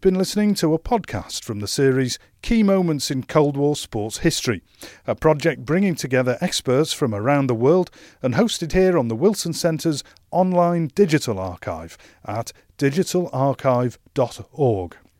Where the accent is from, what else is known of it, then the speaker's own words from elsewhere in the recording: England, United Kingdom; as an Englishman